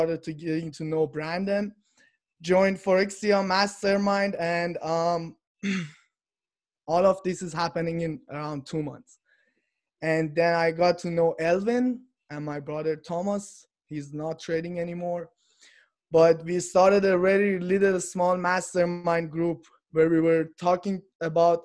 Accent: Iran; moved away as an adult; now in Canada; I'm from Iran and I'm living in Canada. I came here about 6 years ago

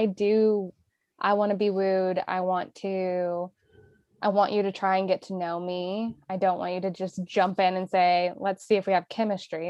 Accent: Indiana, United States; moved away as an adult; We grew up in Indiana, right? We did not grow up in city life.

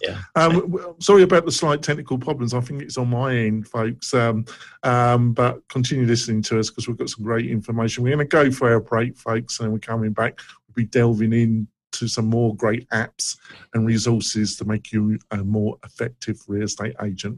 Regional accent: England, United Kingdom; moved away; I come from England

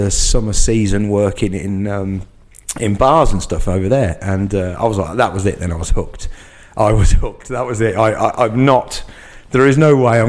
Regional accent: Market Harborough, East Midlands, United Kingdom; moved away as an adult; also born or lived in Scotland / Spain; We're actually from Leicestershire. So I'm from a place called Market Harborough. And yeah, so my town where I was born, it's about 30 miles outside, but it still is in Leicestershire. It's quite a big county.

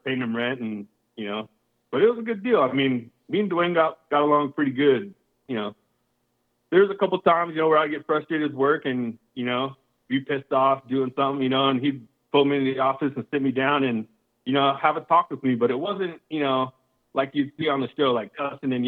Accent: South Dakota, United States; now in Arizona, United States; I was born in South Dakota, so living on a farm

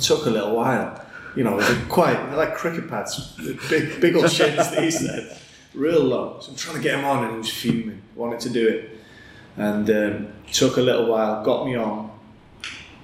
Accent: Bangor, Wales, United Kingdom; I'm from North Wales

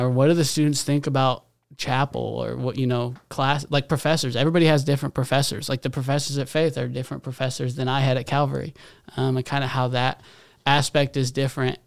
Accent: Fayetteville, Arkansas, United States; moved away; also born or lived in Kansas City; I was born in Arkansas, Fayetteville, Arkansas

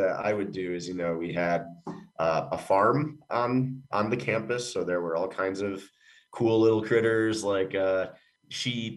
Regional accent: Upstate New York, United States; moved away as an adult; now in Colorado, United States; Upstate New York, born and raised. Grew up in a really, really, really small town, population of about 2,000 people

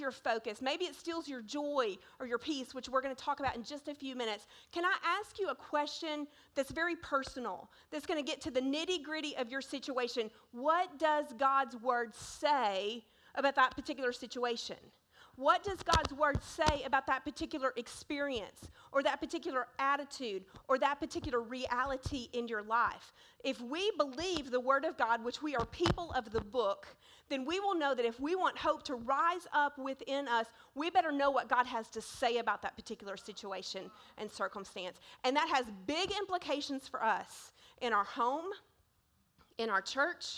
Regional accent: Searcy, Arkansas, United States; I was born in 1976 in Searcy, Arkansas, and I was placed up for adoption

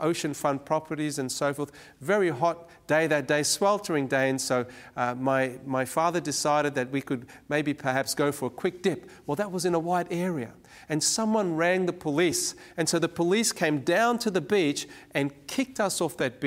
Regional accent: Cape Town, Western Cape, South Africa; now in Sydney, Australia; I was born in Cape Town, South Africa, and there I was born into what was then known as the apartheid regime.

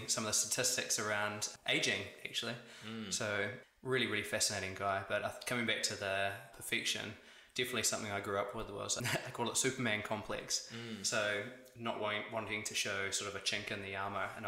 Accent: Upper Hutt, Wellington, New Zealand; now in Wellington, New Zealand; I was born in the Great Sun Valley out in Upper Hutt there

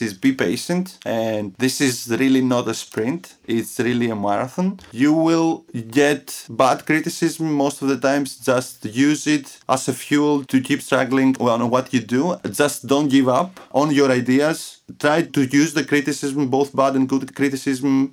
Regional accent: Athens, Attica, Greece; moved away as an adult; also born or lived in Crete, Greece / Buffalo, New York, United States; I was born in Athens, Greece, in 1986

